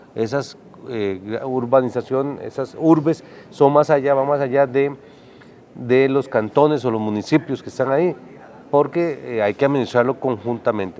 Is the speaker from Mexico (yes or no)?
no; Costa Rica; como costarricenses